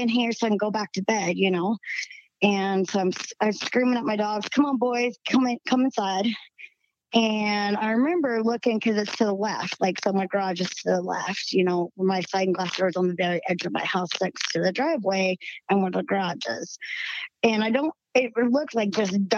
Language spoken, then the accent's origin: English; the South, United States; accent: southern twang; now in Utah, United States; I still got a little southern twang in my voice